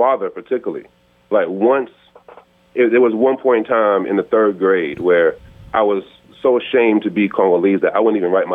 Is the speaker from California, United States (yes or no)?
no; Charlotte, North Carolina, United States; I'm actually born here in Charlotte, North Carolina